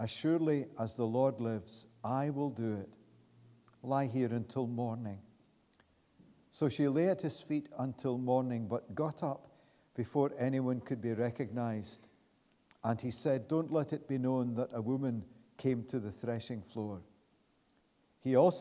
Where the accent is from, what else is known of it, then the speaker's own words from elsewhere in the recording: Glasgow, Scotland, United Kingdom; moved away as an adult; now in Pitlochry, United Kingdom; I was born in Easterhouse, not very far from here